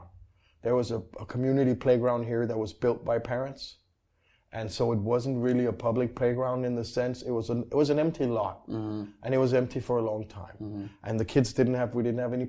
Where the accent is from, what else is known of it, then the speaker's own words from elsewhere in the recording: Copenhagen, Capital Region of Denmark, Denmark; I mostly grew up in the city. Okay. Actually, in the neighborhood where we are right now